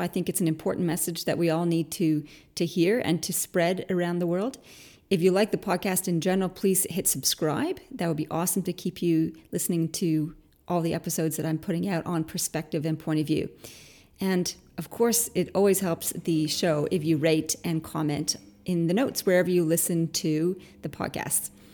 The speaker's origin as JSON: {"language": "English", "country": "Canada", "moved": "yes", "lives_now": "Australia", "said": "I'm Canadian originally"}